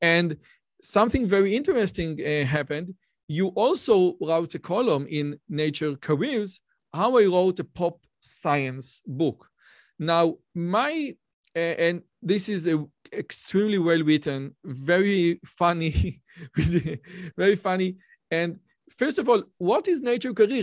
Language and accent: English; Israel; I'm from Israel